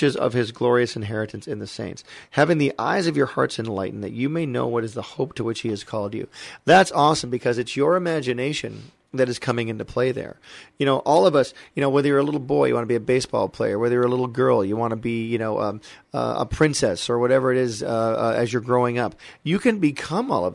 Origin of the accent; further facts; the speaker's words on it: Michigan, United States; moved away as an adult; also born or lived in Valencia, California; I'm from very cold Michigan, which I love, beautiful state, but I wanted some sun, so I came to California to go to art school.